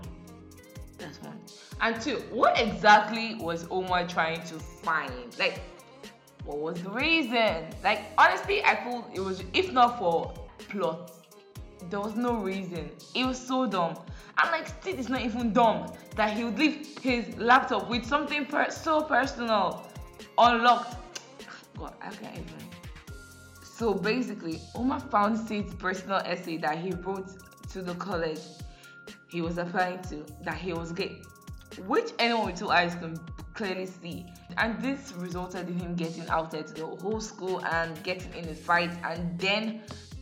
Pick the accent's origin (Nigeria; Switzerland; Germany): Nigeria; I grew up in Nigeria